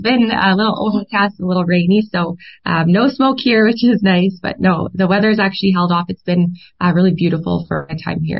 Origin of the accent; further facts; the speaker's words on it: Canada; We're Canadian. We're proud to be Canadian. We're so excited to be in this festival and to be recognized as Canadian women.